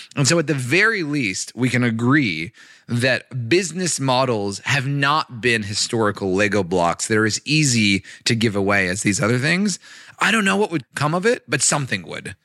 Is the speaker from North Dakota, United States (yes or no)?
no; Los Angeles, California, United States; I grew up in Los Angeles